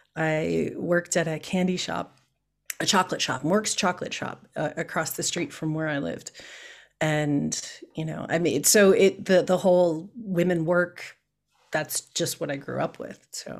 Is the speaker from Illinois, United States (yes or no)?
yes; Chicago, Illinois, United States; moved away; I was born and raised in Chicago